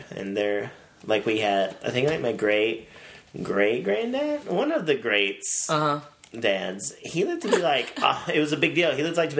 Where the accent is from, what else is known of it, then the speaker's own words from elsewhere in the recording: Dalton, Georgia, United States; now in Chicago, United States; I grew up in North Georgia.